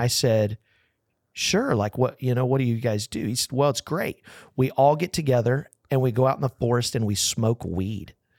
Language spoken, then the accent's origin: English; Texas, United States; I'm from Texas